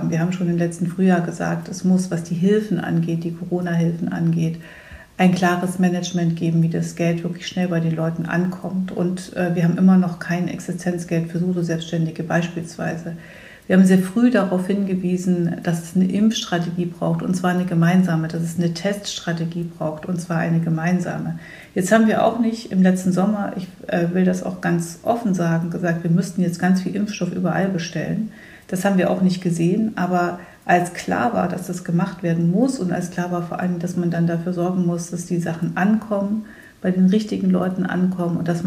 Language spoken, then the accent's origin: German; Thuringia, Germany; deswegen werde ich trotzdem hoffentlich viel unterwegs sein können, in meiner Heimat in Thüringen, aber auch bundesweit